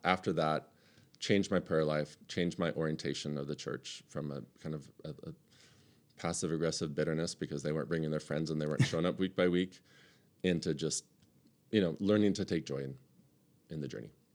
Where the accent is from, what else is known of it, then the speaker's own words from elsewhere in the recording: United States; as American Western Christians